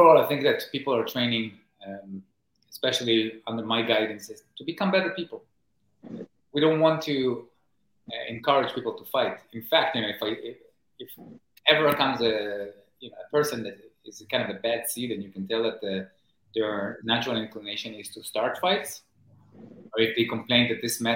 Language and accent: English; Israel; moved away as an adult; now in New York City, United States; I grew up in Israel in the 1980s, and as a teenager in the 90s.